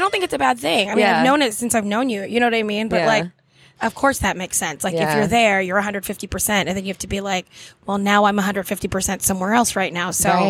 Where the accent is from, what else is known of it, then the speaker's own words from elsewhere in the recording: Orlando, Florida, United States; Orlando, my hometown